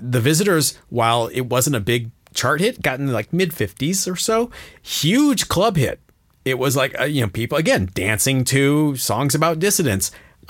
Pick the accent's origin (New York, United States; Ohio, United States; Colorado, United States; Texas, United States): Ohio, United States; I'm just from Ohio.